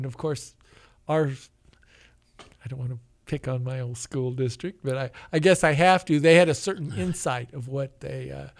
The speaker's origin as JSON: {"language": "English", "town": "Independence", "region": "Missouri", "country": "United States", "tie": "born or raised there", "said": "I grew up in Independence."}